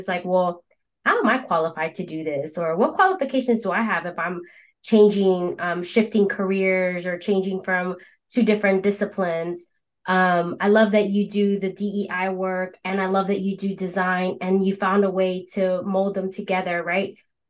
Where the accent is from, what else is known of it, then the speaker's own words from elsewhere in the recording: Philadelphia, Pennsylvania, United States; We're both from Philly